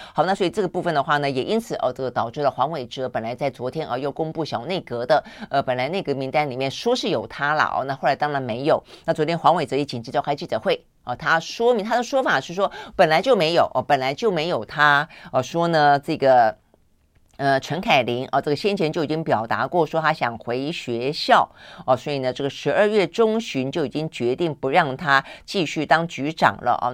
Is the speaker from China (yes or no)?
no; Tainan, Taiwan; 我也是台南人